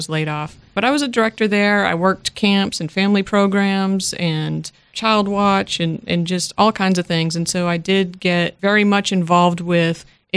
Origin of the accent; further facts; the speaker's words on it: Worcester, Massachusetts, United States; now in Georgia, United States; I am originally from Massachusetts, not necessarily Boston, but I am from the Worcester area